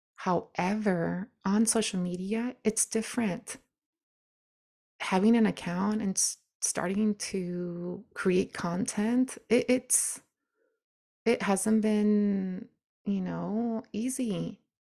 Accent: United States; I'm still an American woman.

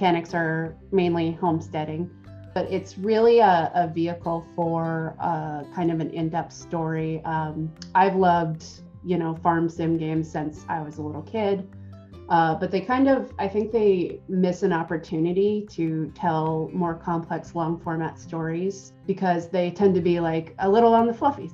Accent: Willamette Valley, Oregon, United States; I grew up in the Willamette Valley, which is sort of the end of the Oregon Trail

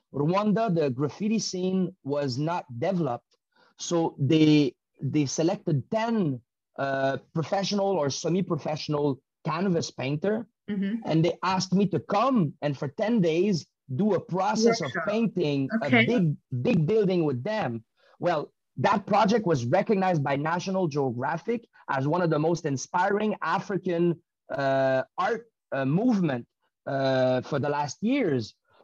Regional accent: Canada; The privilege we have as Canadian still come from the Canadian injustice led and organized around the world.

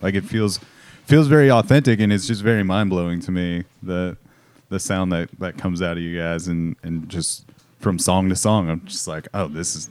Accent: Corona, California, United States; I got to see them play a lot just because they're from my hometown.

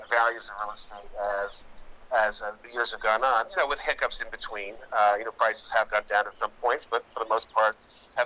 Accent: Mamaroneck, New York, United States; I grew up in Westchester County, which is a suburb of New York City. I grew up in Mamaroneck.

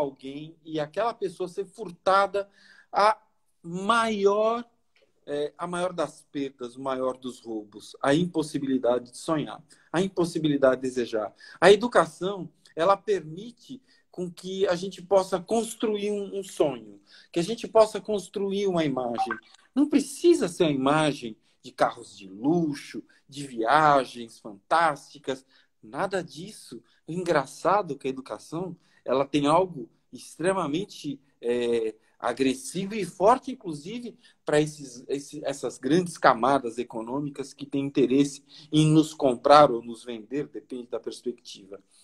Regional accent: Bahia, Brazil; also born or lived in São Paulo; eu sou baiano por natureza, mas paulista por nascença. E quando mudei para Salvador

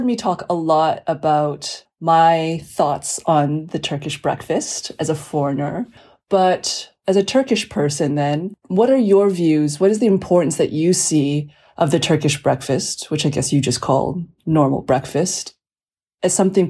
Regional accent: Canada; moved away as an adult; now in Istanbul, Turkey; I'm a Canadian journalist, and I've lived in Istanbul on and off for about the past 6 years.

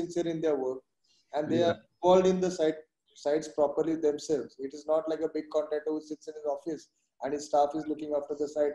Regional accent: India

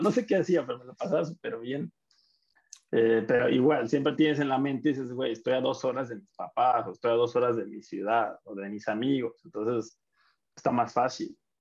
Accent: Mexico; moved away; also born or lived in Argentina; así somos los mexicanos

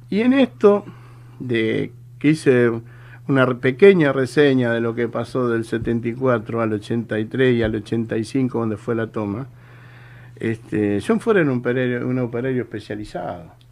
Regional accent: Tigre, Buenos Aires Province, Argentina; Yo soy oriundo acá de Tigre, Carupa Vieja y Peligro. Y sé que hay muchos compañeros de la zona, del barrio que están escuchando.

